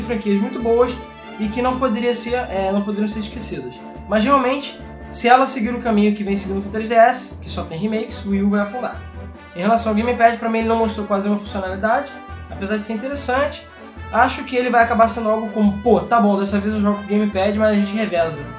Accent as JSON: {"language": "Portuguese", "region": "Rio de Janeiro", "country": "Brazil", "said": "a gente é carioca"}